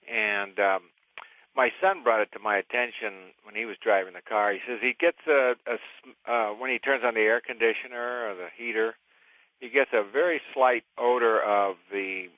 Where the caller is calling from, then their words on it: San Diego, California, United States; I'm calling from San Diego.